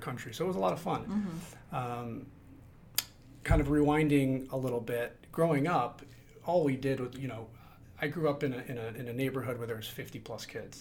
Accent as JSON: {"language": "English", "region": "Midwest", "country": "United States", "tie": "born or raised there", "said": "I grew up in the Midwest"}